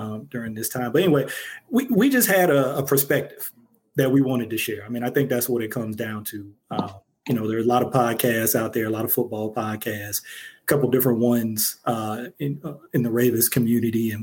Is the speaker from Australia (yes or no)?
no; Ohio, United States; moved away; I'm from Ohio originally, from a family of Browns fans